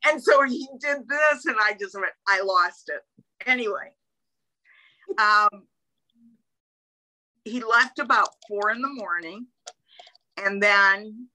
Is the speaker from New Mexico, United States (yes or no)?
yes; Albuquerque, New Mexico, United States; also born or lived in Detroit, Michigan; I was born in Detroit, Michigan, but I grew up in Albuquerque